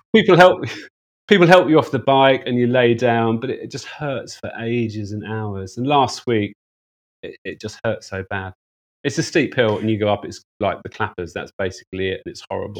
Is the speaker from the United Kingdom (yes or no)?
yes; United Kingdom; moved away as an adult; also born or lived in Hong Kong; as a Brit